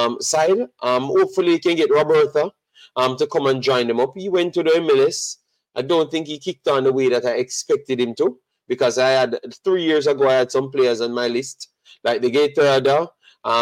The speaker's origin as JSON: {"language": "English", "country": "Jamaica", "said": "I'm Jamaican, regardless of what people tend to think. I am Jamaican"}